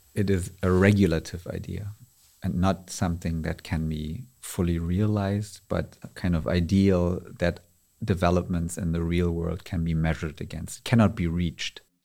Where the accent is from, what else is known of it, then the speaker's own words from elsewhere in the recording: Berlin, Germany; I was born and raised in Berlin, Germany